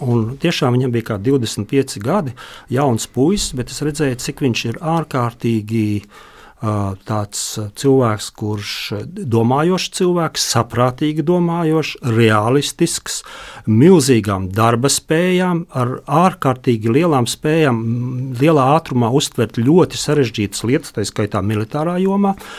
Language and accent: Latvian; Vidzeme, Latvia; es pats esmu vidzemnieks